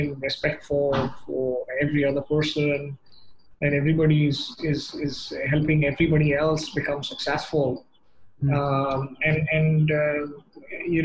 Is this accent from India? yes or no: yes; South India, India; I grew up in the South, I'm as comfortable listening to Carnatic music